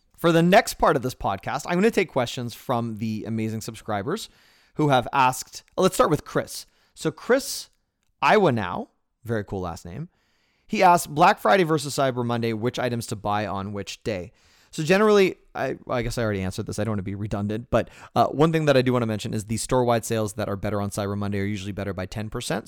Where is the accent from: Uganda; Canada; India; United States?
Canada; Toronto, Ontario; moved away; I was born in Toronto, Canada, and I am Canadian